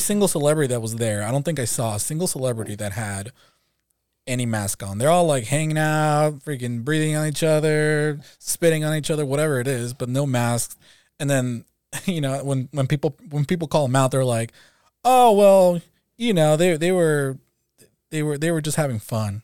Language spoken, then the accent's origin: English; Mexico; now in California, United States; I'm also from California. Um, originally from Mexico, so I'm an immigrant to, to the U S